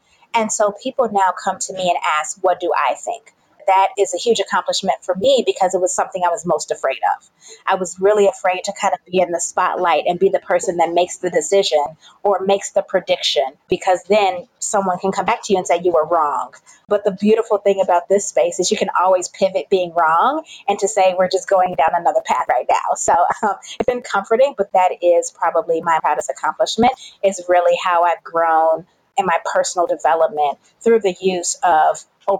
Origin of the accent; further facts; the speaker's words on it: Chicago, Illinois, United States; accent: Southern twang; So I am from Chicago, which is where I currently reside. Don't mind the accent. I went to school in Southern Illinois and picked up like a Southern twang. So people are never really sure where I am from.